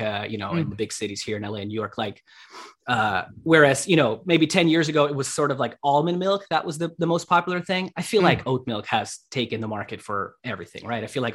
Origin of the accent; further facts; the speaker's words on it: Russia; now in Los Angeles, United States; I'm originally from Russia. I'm half Ukrainian